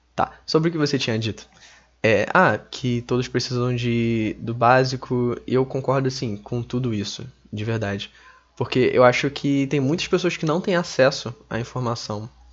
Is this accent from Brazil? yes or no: yes; Brazil; sendo brasileiro